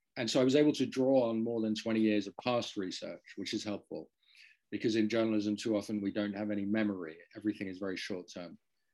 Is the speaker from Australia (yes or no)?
no; Netherlands; Well, I grew up in the Netherlands. I'm not Dutch, but my father worked at a university there.